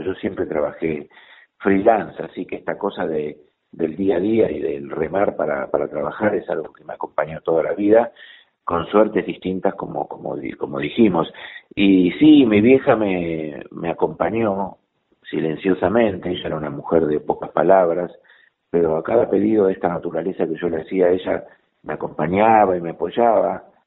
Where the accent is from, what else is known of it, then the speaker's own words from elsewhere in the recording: Bernal, Buenos Aires Province, Argentina; yo soy de Bernal, así que también soy sureño.